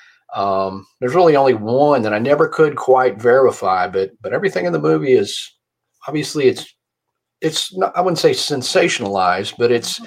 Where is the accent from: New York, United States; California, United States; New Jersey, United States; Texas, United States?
Texas, United States; Fort Worth; I was born in Fort Worth, Texas, and have always lived in Texas